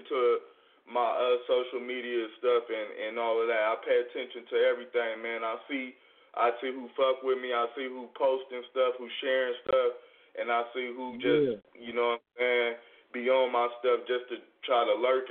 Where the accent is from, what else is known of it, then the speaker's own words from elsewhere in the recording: Barstow, California, United States; I'm from Barstow, me and Gutter, so we from the town Barstow